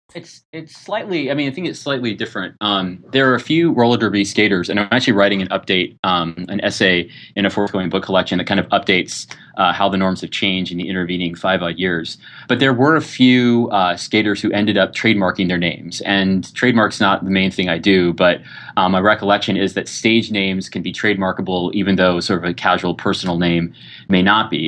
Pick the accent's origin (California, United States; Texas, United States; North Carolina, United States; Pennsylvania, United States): California, United States; I think of myself as ethnically Californian.